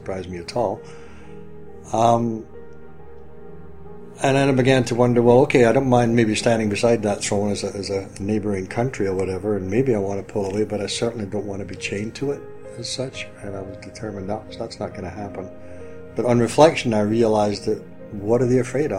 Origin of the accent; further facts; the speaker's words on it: Scotland, United Kingdom; accent: Scottish; I'm Scottish, so hopefully my Scottish accent doesn't come through too strongly